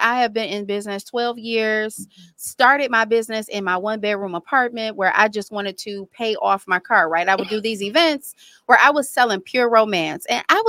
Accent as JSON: {"language": "English", "town": "Detroit", "region": "Michigan", "country": "United States", "tie": "born or raised there", "also_born_or_lived": "Florida", "moved": "yes", "said": "born and raised here"}